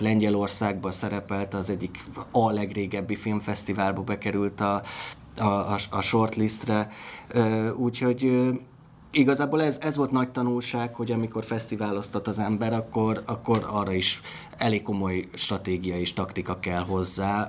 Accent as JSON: {"language": "Hungarian", "town": "Miskolc", "region": "Borsod-Abaúj-Zemplén", "country": "Hungary", "tie": "born or raised there", "said": "Miskolci vagyok"}